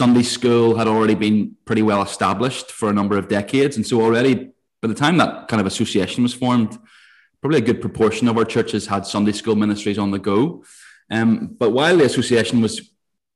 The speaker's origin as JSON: {"language": "English", "town": "Ballymena", "region": "Northern Ireland", "country": "United Kingdom", "moved": "as an adult", "lives_now": "Bangor, United Kingdom", "said": "I am originally from Ballymena, which is towards the north of Ireland"}